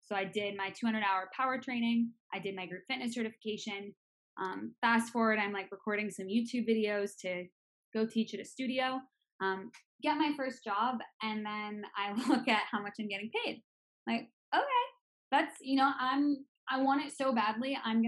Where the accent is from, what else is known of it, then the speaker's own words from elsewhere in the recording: Boston, Massachusetts, United States; moved away as an adult; now in California, United States; I'm originally from Boston, Massachusetts, East Coaster at heart.